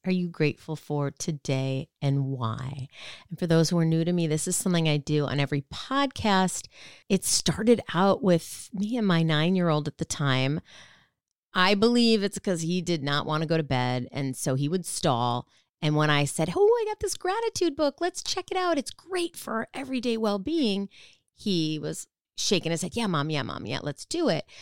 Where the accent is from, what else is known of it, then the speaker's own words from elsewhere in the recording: Minnesota, United States; I used to ice skate a lot, you know, growing up in Minnesota